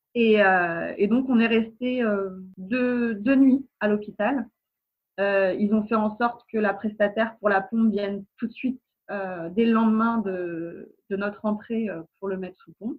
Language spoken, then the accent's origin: French; Nantes, Pays de la Loire, France; now in Seine-et-Marne, France; On est des Nantais expatriés en Ile-de-France